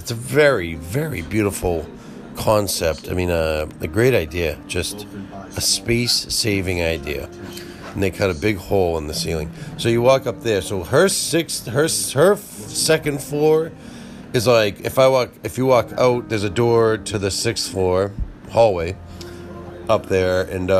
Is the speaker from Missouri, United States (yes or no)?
no; Boston, Massachusetts, United States; See, I like to pronounce my R's, even though I'm from Boston.